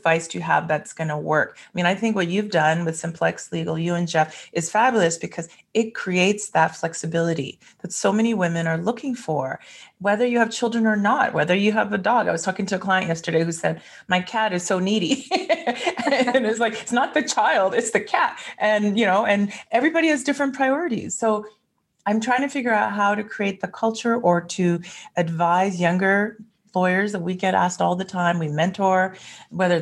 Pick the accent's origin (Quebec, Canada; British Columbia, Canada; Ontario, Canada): British Columbia, Canada; Vancouver; moved away as an adult; also born or lived in Toronto, Canada; now in Calgary, Canada; I'm a Vancouver girl who went to Bay Street and thought I would stay in Toronto I was there for 12 years